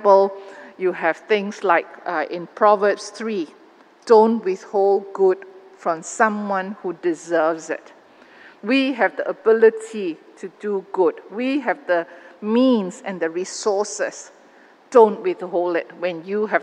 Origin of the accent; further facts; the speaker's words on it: Malaysia; Malaysian Christians in this country